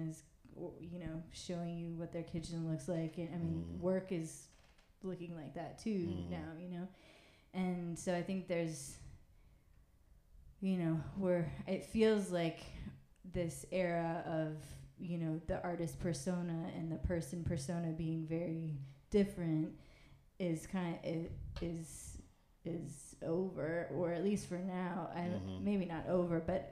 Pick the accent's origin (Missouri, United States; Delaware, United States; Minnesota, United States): Minnesota, United States; Saint Paul; moved away; we're from Minnesota, from St. Paul, and like, we went to the high school